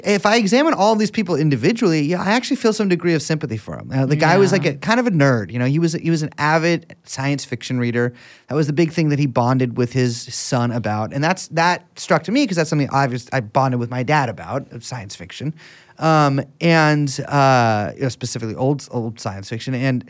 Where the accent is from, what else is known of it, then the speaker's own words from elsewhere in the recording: Hong Kong; also born or lived in London; Being born in London and being raised in Hong Kong is almost more British than being born and raised in London.